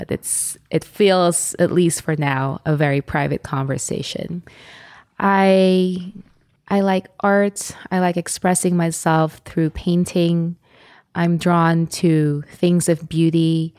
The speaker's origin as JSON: {"language": "English", "country": "Philippines", "tie": "born or raised there", "said": "Well, the Philippines is a beautiful country, and it's a hot spot now for tourism"}